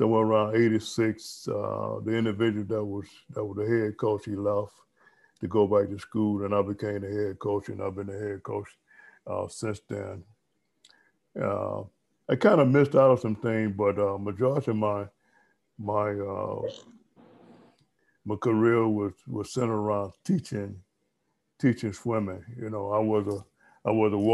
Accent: Moultrie, Georgia, United States; also born or lived in Albany, Georgia / Fort Valley, Georgia / Atlanta, Georgia; I ran the learn to swim program in my hometown at a Northwest pool in Moultrie, Georgia

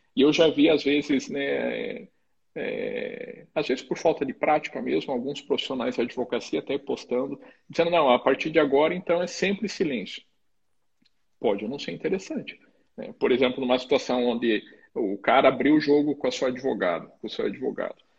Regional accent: Curitiba, Paraná, Brazil; moved away as an adult; now in Mato Grosso do Sul, Brazil; sou formado pelo, lá no Paraná, sou de Curitiba

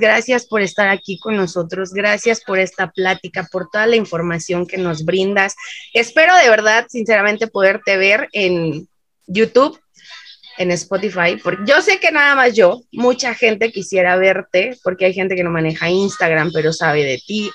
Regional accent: Mexico

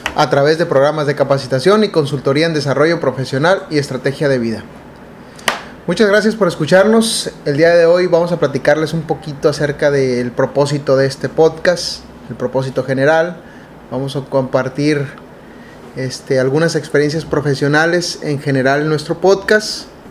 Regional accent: Mexicali, Baja California, Mexico; Nosotros somos de México, particularmente la ciudad de Mexicali, Baja California, una ciudad muy calurosa.

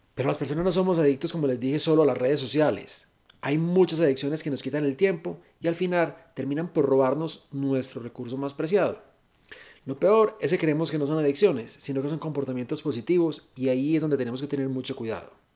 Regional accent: Venezuela; now in Colombia; yo soy una compatriota venezolana, estoy aquí en Colombia

